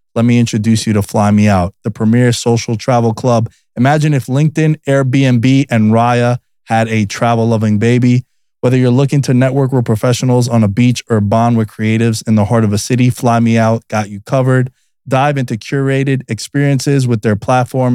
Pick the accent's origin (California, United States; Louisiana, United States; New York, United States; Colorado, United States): New York, United States; It's my hometown 'cause that's all I'm from New York